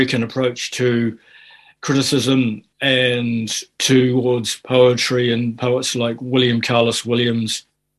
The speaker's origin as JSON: {"language": "English", "country": "Fiji", "tie": "born or raised there", "also_born_or_lived": "Auckland, New Zealand", "moved": "yes", "lives_now": "New Zealand", "said": "my background growing up in Fiji"}